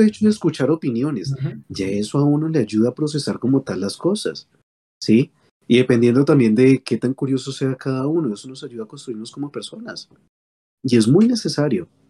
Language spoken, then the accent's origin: Spanish; Colombia; nosotros como colombianos